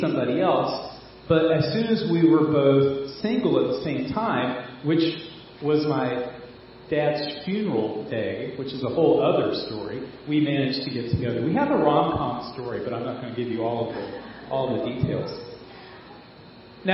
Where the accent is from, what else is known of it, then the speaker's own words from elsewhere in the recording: Fayetteville, North Carolina, United States; I'm from Fayetteville